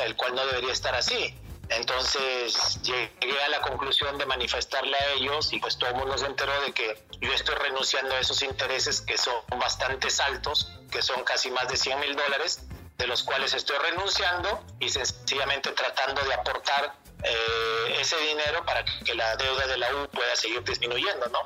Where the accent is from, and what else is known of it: Mexico; moved away as an adult; also born or lived in Peru